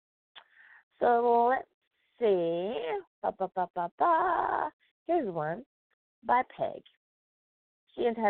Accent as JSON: {"language": "English", "country": "United States", "said": "My home country, and that is the United States of America"}